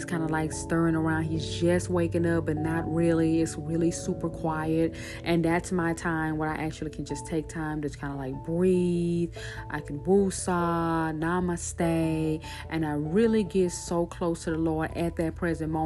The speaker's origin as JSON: {"language": "English", "town": "Shreveport", "region": "Louisiana", "country": "United States", "tie": "born or raised there", "said": "my church in Shreveport, Louisiana. That's my hometown"}